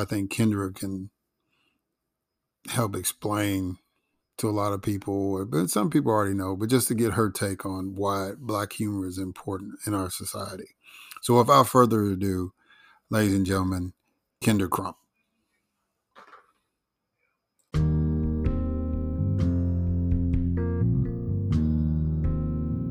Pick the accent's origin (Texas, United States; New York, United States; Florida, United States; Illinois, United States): Illinois, United States; Chicago; now in Atlanta, United States; I grew up in Chicago